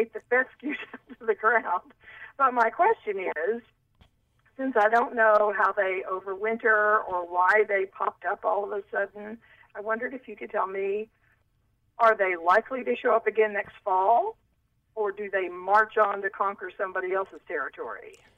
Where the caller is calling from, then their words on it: Norman, Oklahoma, United States; I'm calling from Norman, Oklahoma